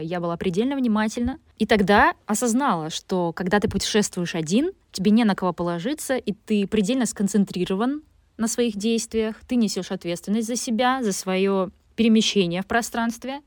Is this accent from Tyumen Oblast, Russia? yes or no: no; Vyborg, Leningrad Oblast, Russia; родилась и жила все детство в Выборге